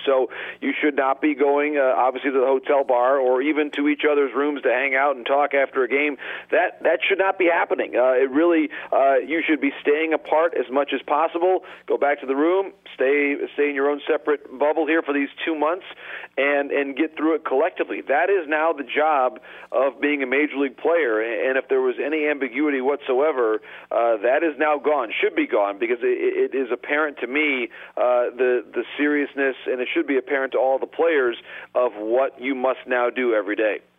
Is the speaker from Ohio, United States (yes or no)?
no; Detroit, Michigan, United States; My hometown team